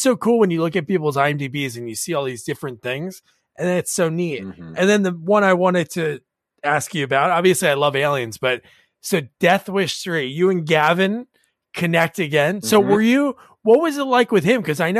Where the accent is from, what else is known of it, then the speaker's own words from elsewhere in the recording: South Plainfield, New Jersey, United States; We grew up in South Plainfield, New Jersey.